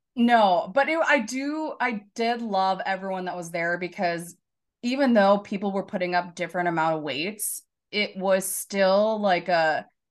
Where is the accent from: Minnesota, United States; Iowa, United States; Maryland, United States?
Minnesota, United States; Chanhassen; also born or lived in Shakopee; Chanhassen is my hometown